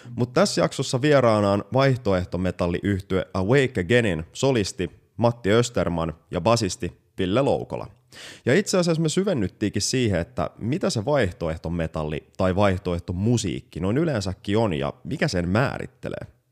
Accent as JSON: {"language": "Finnish", "town": "Porvoo", "region": "Uusimaa", "country": "Finland", "tie": "born or raised there", "said": "oma kotikaupunkini Porvoon jokirantaa"}